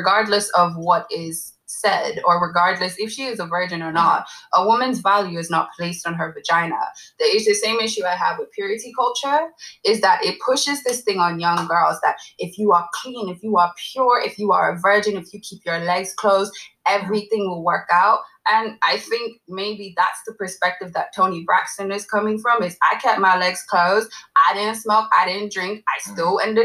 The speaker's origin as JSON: {"language": "English", "country": "Ireland", "tie": "born or raised there", "said": "half Nigerian, half Ghanaian. I grew up in Ireland"}